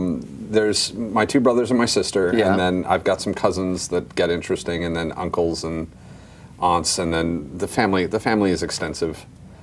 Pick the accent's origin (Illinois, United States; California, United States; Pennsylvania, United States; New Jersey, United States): California, United States; Los Angeles; Here, born and raised, L.A.